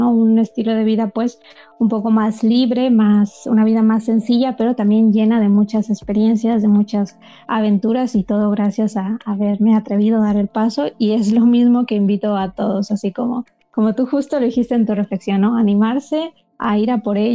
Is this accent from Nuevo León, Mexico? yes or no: yes; Monterrey, Nuevo León, Mexico; accent: norteña; also born or lived in Germany; Yo soy de México, soy de Monterrey. Lo que pasa es que ya no tengo acento como norteña porque viví esos cinco años en Alemania